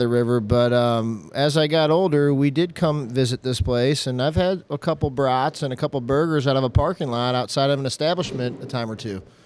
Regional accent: the county on the Missouri side, United States; growing up on the wrong side of two rivers in the county on the other side, in the Missouri side

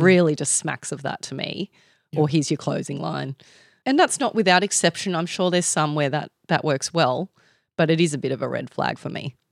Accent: Australia; I have the advantage of being Aussie

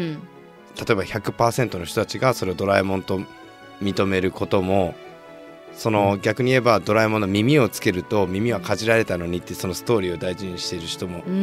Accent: Japan; 僕らこの日本で育って

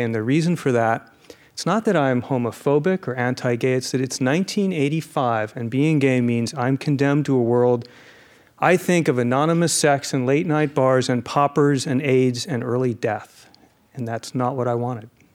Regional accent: Phoenix, Arizona, United States; Phoenix, Arizona

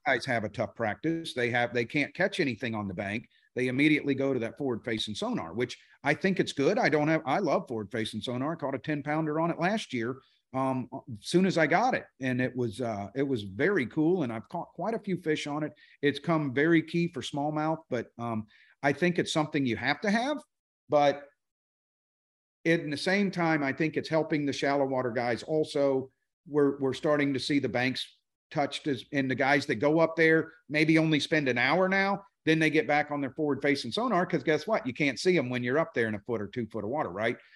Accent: Florida, United States; we grew up in Florida

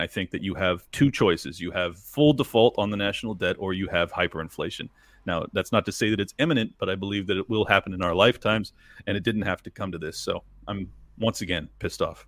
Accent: United States; as an American

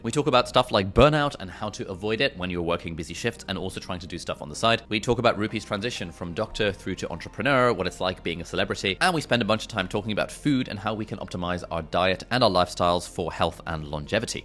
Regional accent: Westcliff-on-Sea, East of England, United Kingdom; we lived in Essex as well

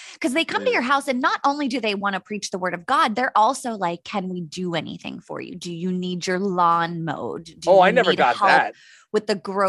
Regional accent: United States; born there; Which is odd since I'm born American, but it's just something that slips out and I can't control it.

